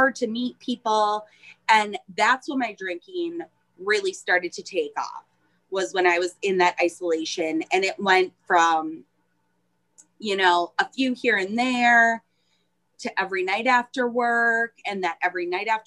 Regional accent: Iron Mountain, Michigan, United States; also born or lived in Nashville, Tennessee / Pennsylvania / Minnesota; Home is Upper Michigan, Iron Mountain, Michigan

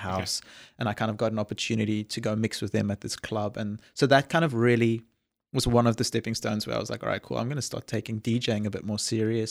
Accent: a small town south of Johannesburg, Gauteng, South Africa; moved away; I'm a Afrikaans boy grew up in a small town south of Johannesburg in South Africa

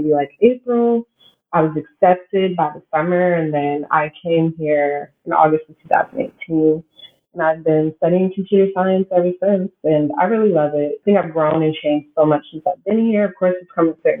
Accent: Texas, United States; moved away as an adult; now in San Francisco, United States; we ended up living in Texas. That's pretty much where I spent the majority of my childhood

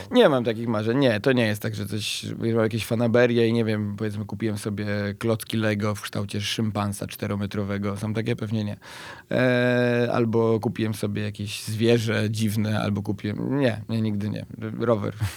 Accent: Bielsko-Biała, Silesian Voivodeship, Poland; pochodzę z Bielska-Białej, które jest stosunkowo blisko Wisły

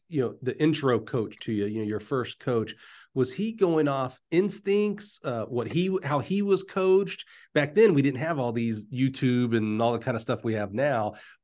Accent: Alabama, United States; I feel like I'm from Alabama.

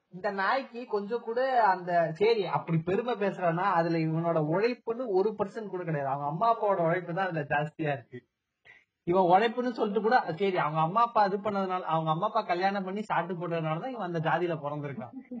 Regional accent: Namakkal, Tamil Nadu, India; நான் வந்து படிச்சது நாமக்கல்ல வந்து படிச்சேன்

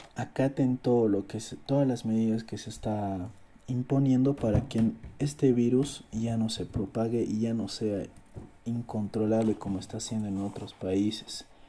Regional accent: Bolivia; yo soy del país de Bolivia.

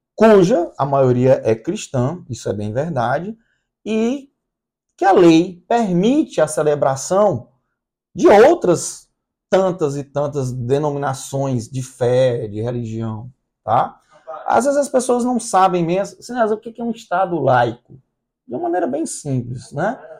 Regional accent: Brazil; also born or lived in Recife / Fortaleza; Nós somos brasileiros

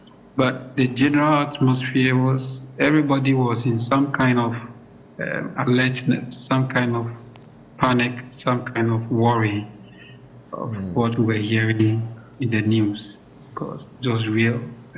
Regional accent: Ghana; moved away as an adult; now in Stellenbosch, South Africa; I'm a Ghanaian.

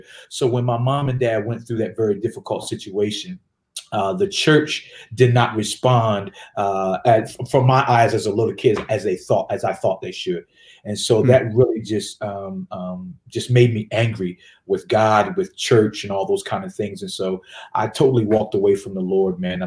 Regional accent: Richmond, Virginia, United States; moved away as an adult; also born or lived in Delaware / North Carolina; now in Atlanta, United States; we moved to Richmond, Virginia. And upon moving to Richmond, Virginia, that's where I matriculated through a little bit of middle school and high school

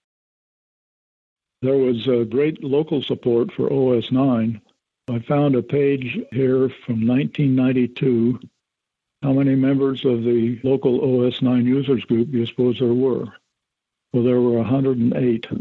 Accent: Chicago, Illinois, United States; I'm from Chicago

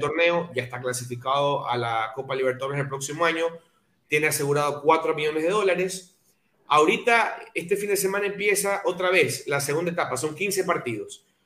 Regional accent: Ecuador; also born or lived in Guayaquil; como ecuatorianos

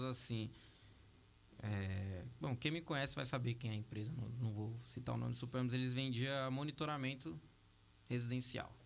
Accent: Ferraz de Vasconcelos, São Paulo, Brazil; sou de Ferraz de Vasconcelos

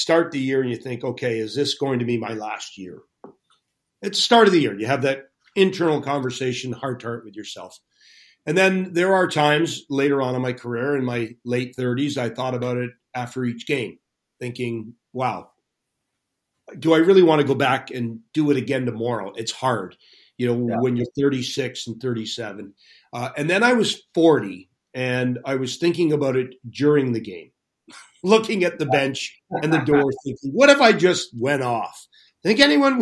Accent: Toronto, Ontario, Canada; here in Toronto, my hometown

